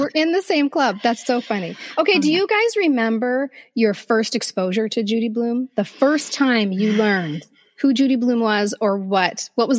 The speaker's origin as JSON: {"language": "English", "town": "St. Paul", "region": "Minnesota", "country": "United States", "tie": "born or raised there", "said": "I grew up in St. Paul."}